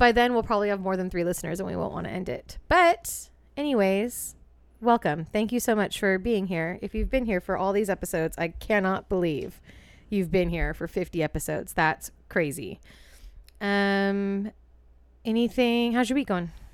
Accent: East Bay, California, United States; We're from the East Bay, home of the original Martini

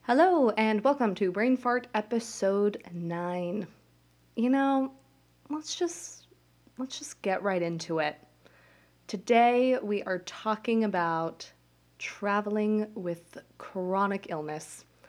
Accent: Las Vegas, Nevada, United States; moved away as an adult; now in New Jersey, United States; I go to school in New Jersey, and I'm from Las Vegas

